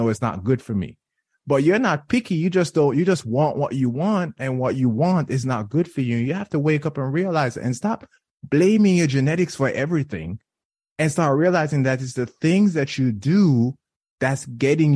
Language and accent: English; Jamaica; moved away; I'm Jamaican